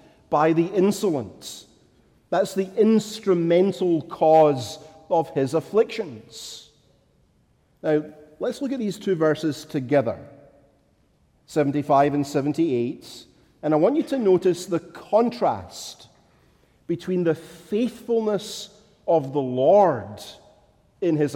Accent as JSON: {"language": "English", "region": "Scotland", "country": "United Kingdom", "tie": "born or raised there", "said": "as a child growing up in Scotland"}